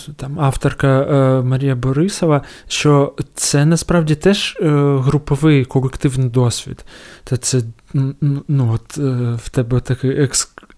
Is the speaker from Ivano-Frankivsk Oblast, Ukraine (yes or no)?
no; Donetsk, Donetsk Oblast, Ukraine; moved away as an adult; я народився, виріс в Донецьку і поїхав е, звідти в кінці травня 2014